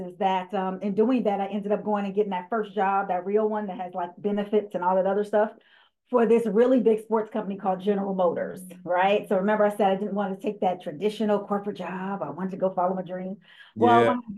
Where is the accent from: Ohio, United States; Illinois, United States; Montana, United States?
Illinois, United States; Chicago; moved away as an adult; also born or lived in Florida; originally I'm from Chicago, Illinois